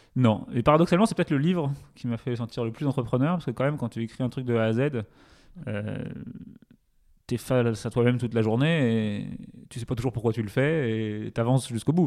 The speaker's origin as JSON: {"language": "French", "area": "Touraine, a small town near Tours", "region": "Centre-Val de Loire", "country": "France", "tie": "born or raised there", "also_born_or_lived": "Paris", "moved": "yes", "said": "j'ai grandi en Touraine, du coup, dans une petite ville à côté de Tours"}